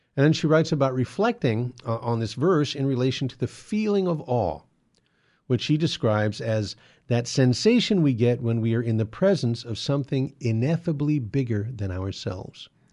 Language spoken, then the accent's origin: English; San Gabriel Valley, Southern California, United States; I live in Southern California, and I grew up here in the San Gabriel Valley at the, uh, bottom of the foothills